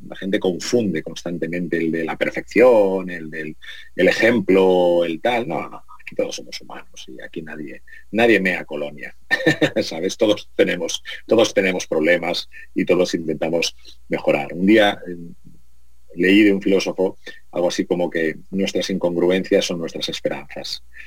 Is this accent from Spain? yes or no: yes; Spain; que somos latinos, españoles